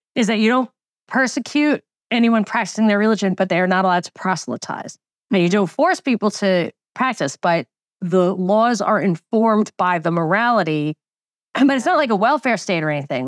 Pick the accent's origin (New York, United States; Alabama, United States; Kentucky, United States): New York, United States; I grew up in New York and the most Jewish county